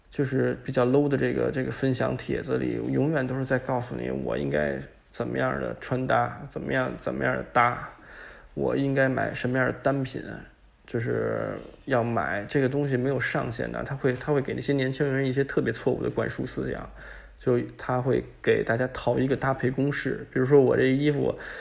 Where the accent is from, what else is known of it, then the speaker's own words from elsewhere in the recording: China; 我们作为中国人，就是亚洲人，或者不能说亚洲人，就作为中国人